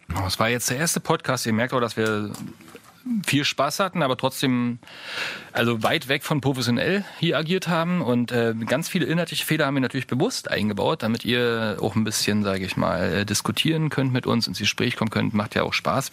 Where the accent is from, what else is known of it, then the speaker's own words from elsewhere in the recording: Saxony, Germany; accent: Saxon; man hört es vielleicht an meinem sächsischen Akzent.